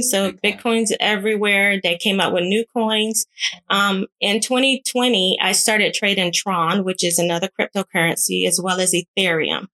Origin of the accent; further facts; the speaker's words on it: Savannah, Georgia, United States; moved away as an adult; also born or lived in California; I just relocated from California to Savannah back to my hometown